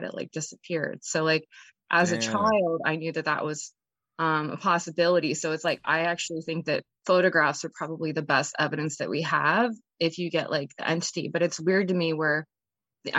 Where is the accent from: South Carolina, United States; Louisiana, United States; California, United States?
California, United States; San Diego; I grew up in Southern California in San Diego